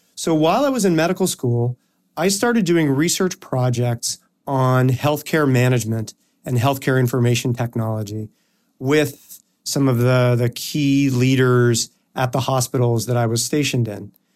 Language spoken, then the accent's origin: English; Toronto, Ontario, Canada; moved away as an adult; also born or lived in United States; I am from Toronto, Canada. That is where I was born, um, and I lived there through high school.